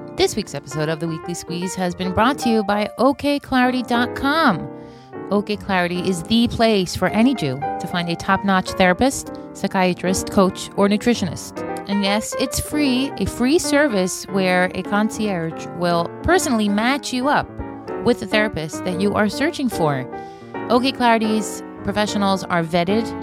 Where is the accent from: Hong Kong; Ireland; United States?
United States; moved away as an adult; now in Israel; an American who made Aliyah